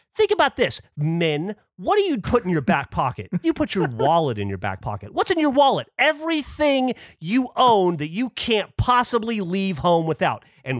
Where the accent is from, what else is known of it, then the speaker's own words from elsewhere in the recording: the South, United States; I am from the South